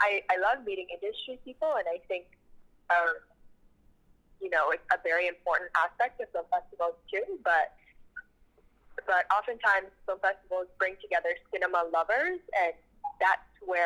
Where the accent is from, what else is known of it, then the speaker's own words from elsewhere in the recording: Toronto, Ontario, Canada; my hometown